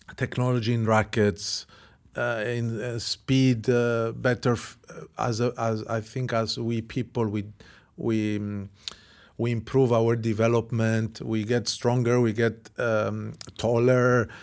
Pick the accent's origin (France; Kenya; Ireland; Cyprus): Cyprus; I came from Cyprus, from a small island